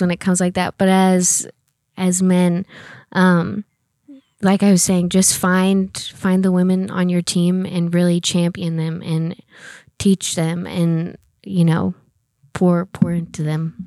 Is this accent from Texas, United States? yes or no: no; Oklahoma, United States; moved away as an adult; now in Oklahoma City, United States; I'm originally from a very small town. I'm in Oklahoma. Um, I grew up there my whole life